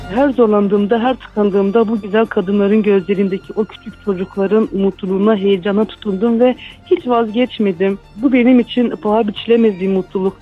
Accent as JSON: {"language": "Turkish", "town": "Derik", "region": "Mardin", "country": "Turkey", "tie": "born or raised there", "also_born_or_lived": "Izmir / Diyarbakır", "moved": "as an adult", "lives_now": "Derik, Turkey", "said": "Mardin Delik'te doğup büyüdüm"}